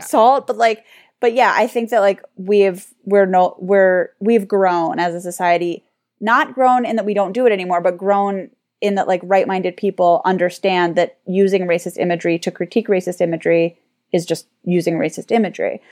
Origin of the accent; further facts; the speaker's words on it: United States; we're American